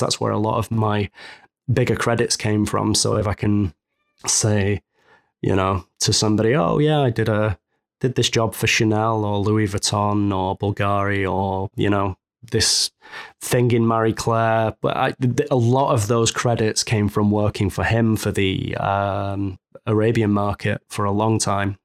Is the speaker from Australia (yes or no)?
no; Manchester, North West England, United Kingdom; moved away as an adult; now in Savannah, United States; I'm, I'm from Manchester, England, originally, and I've been in Savannah, Georgia, in the U S for almost six months now.